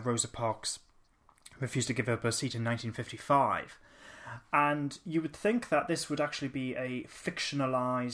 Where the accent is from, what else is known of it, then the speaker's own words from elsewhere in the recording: Newcastle upon Tyne, North East England, United Kingdom; we're from Newcastle